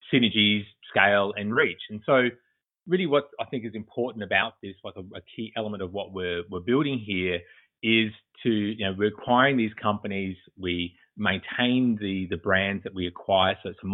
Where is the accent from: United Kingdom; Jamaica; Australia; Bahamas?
Australia; moved away as an adult; now in Boston, United States; as you may pick up from the accent, I'm originally from Australia. I currently reside in Boston, Massachusetts